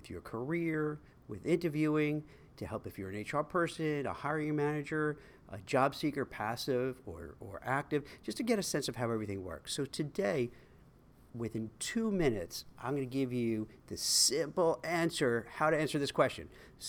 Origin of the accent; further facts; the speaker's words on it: Brooklyn, New York, United States; I was born in Canarsie, Brooklyn, and I went to PS 115, and then on to Bildersee Middle School.